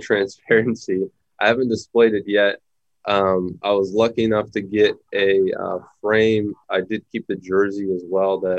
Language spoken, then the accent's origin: English; Pittsburgh, Pennsylvania, United States; growing up in Pittsburgh